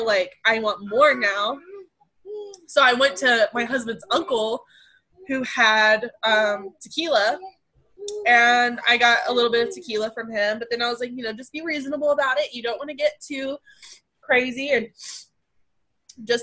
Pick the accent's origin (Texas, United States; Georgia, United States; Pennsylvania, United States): Texas, United States; Abilene; also born or lived in Amarillo, Texas; we're from Abilene, Texas, and then we ended up living in the same city of Amarillo, Texas